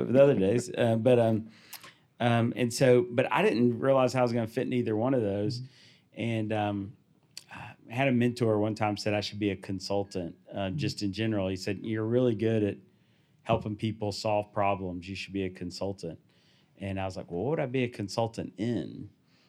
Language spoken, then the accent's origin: English; the South, United States; I was born in the South.